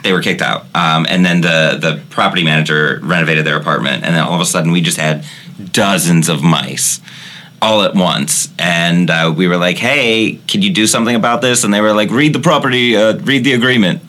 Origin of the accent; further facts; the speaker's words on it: Midwest, United States; We're from the Midwest